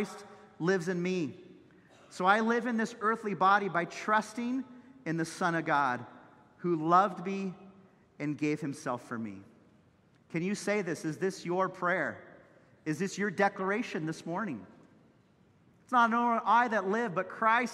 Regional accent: Santa Cruz, California, United States; Chip Ingram, who was my pastor growing up in Santa Cruz

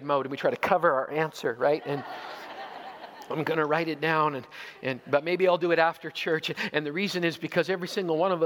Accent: Canada; also born or lived in Zweibrücken, Germany; As a Canadian

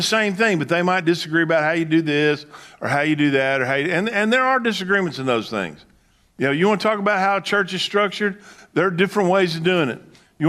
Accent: the South, United States; when I grew up in the South, and that it was called the Bible Belt.

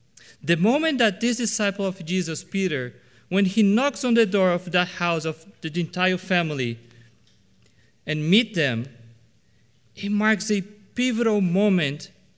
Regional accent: Brazil; As you might know, I was born and raised in Brazil. And one thing that probably every Brazilian would agree with is that beans are supposed to be a savory dish.

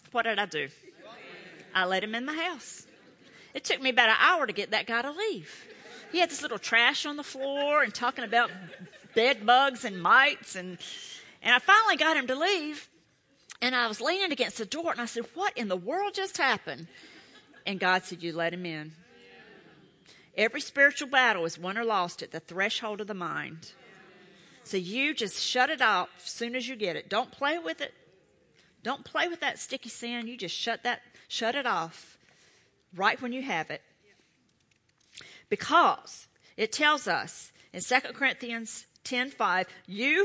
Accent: Charlotte, North Carolina, United States; I'm from Charlotte

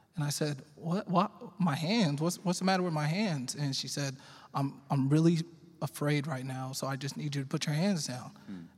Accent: Arlington, Texas, United States; also born or lived in Fort Worth, Texas; I was born in Fort Worth and raised in Arlington. I've been um, in Arlington my whole life

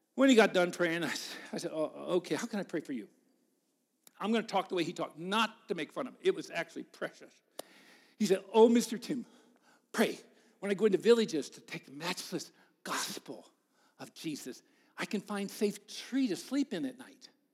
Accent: United States; I told him the U S

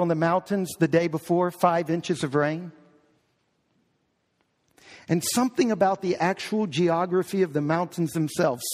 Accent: New Orleans, Louisiana, United States; I was born in New Orleans. We were living in New Orleans.

